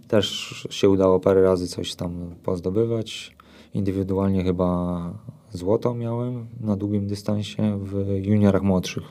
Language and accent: Polish; Boguszów-Gorce, Lower Silesian Voivodeship, Poland; moved away as an adult; now in Sosnówka, Poland; Ja pochodzę z Boguszowa Gorc ogólnie, a od trzynastu lat mieszkam w Sosnówce obok Karpacza